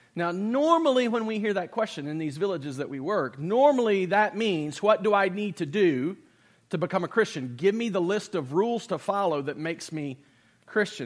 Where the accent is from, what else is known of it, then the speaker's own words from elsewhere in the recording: United States; in America, I'm a citizen